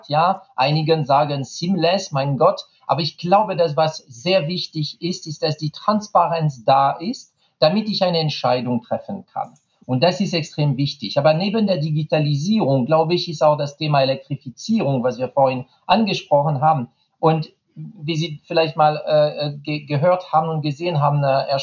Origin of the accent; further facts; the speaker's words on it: France; German is a second language; tut mir leid als Franzose, ich habe einen Vintage-Fahrrad äh, von Peugeot